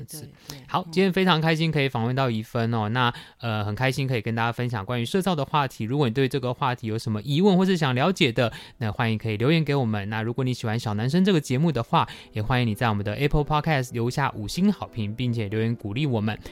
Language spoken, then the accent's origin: Chinese; Tainan, Taiwan; 身为台南人，我有一点惭愧，因为我对总爷其实非常不熟